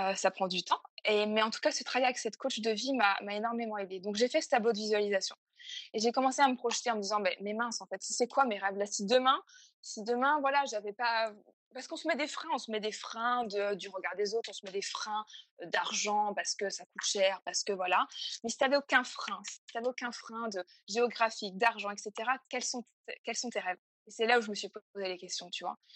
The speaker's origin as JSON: {"language": "French", "town": "Fougères", "region": "Brittany", "country": "France", "tie": "born or raised there", "also_born_or_lived": "Paris", "moved": "as an adult", "said": "je suis bretonne et fière de l'être. et j'ai grandi à Fougères, donc une, ville à côté de, Rennes."}